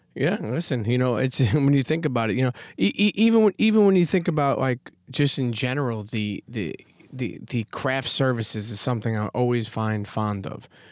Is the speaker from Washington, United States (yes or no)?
no; New York City, New York, United States; I love being a Brooklyn Knight. I love being a New Yorker.